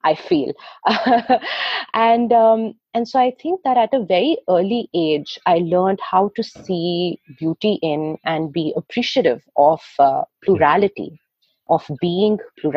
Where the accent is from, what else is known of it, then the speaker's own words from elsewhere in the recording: New Delhi, Delhi, India; my years growing up in New Delhi